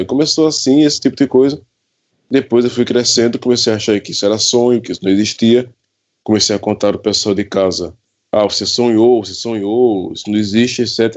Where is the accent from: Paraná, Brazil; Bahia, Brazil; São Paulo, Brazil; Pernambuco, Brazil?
Pernambuco, Brazil; Pesqueira; eu sou natural da cidade de Pesqueira, Pernambuco.